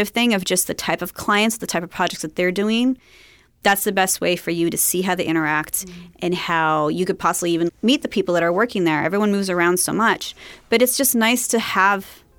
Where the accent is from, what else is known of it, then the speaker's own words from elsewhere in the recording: Long Beach, California, United States; I grew up in Long Beach